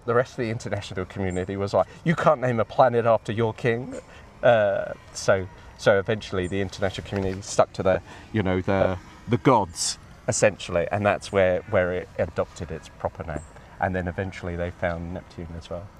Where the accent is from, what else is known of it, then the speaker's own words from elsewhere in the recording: Crawley, South East England, United Kingdom; I'm from Crawley as well, and I grew up here